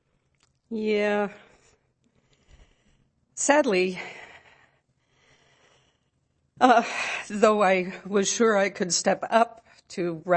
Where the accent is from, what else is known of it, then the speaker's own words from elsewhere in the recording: California, United States; also born or lived in Norway; I was born in California, and at age 5, moved to Norway for 2.5 years, and have spent many, many vacations there since